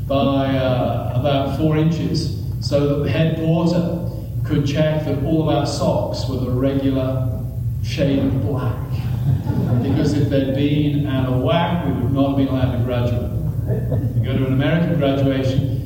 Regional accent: England, United Kingdom; I'm English, we don't hug

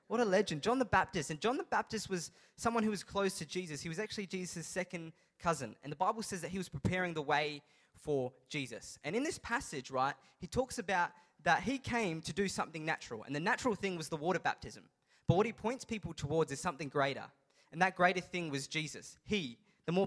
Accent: Adelaide, South Australia, Australia; I'm from Adelaide

